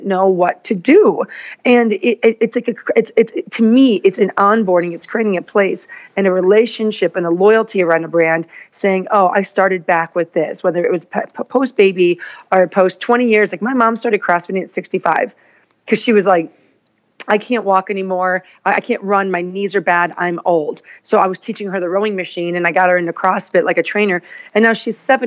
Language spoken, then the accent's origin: English; Naperville, Illinois, United States; moved away as an adult; also born or lived in Chicago, Illinois; now in Los Angeles, United States; I grew up like in Naperville, Lyle.